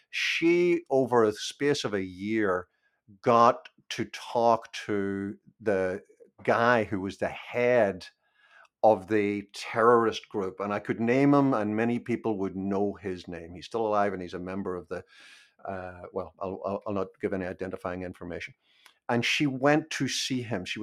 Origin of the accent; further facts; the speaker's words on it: Belfast, Northern Ireland, United Kingdom; I was born in Belfast and I grew up during the 30 year civil war that we had there